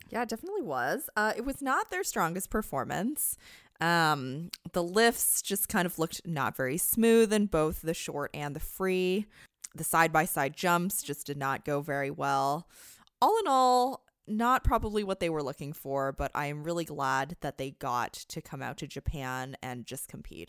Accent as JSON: {"language": "English", "country": "Canada", "said": "As a Canadian"}